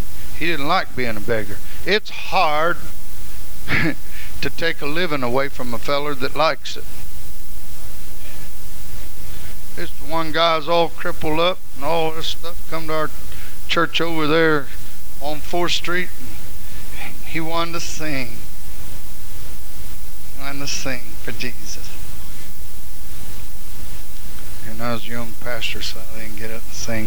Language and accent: English; Hutchinson, Kansas, United States